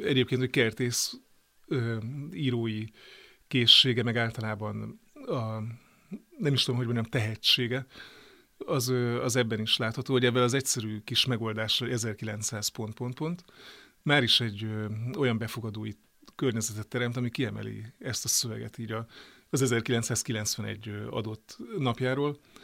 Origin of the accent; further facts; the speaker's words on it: Great Hungarian Plain, Hungary; Én ugye Alföldi vagyok